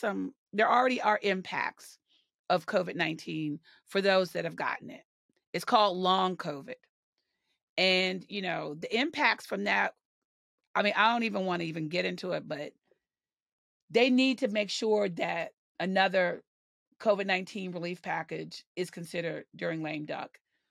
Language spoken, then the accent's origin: English; the South, United States; because I'm a Southerner and I'm proud to be a Southerner. But those of us in the South, we call people touched.